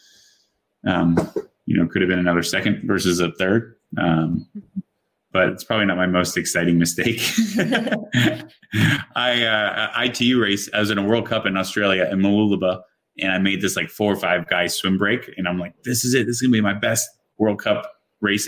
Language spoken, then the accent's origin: English; Ireland; I'm Irish.